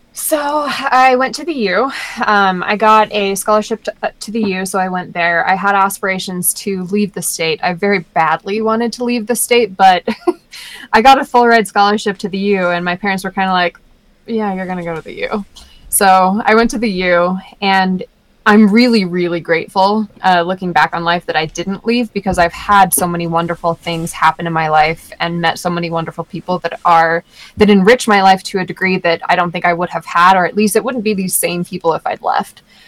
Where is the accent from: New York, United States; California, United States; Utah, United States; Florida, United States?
Utah, United States; Sandy; growing up in Sandy was difficult at times. Sandy's really conservative